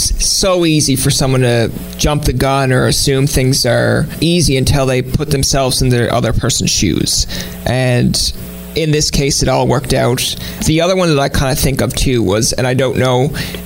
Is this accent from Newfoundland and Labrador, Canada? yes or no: yes; Newfoundland and Labrador, Canada; my ethnicity or being a Newfoundlander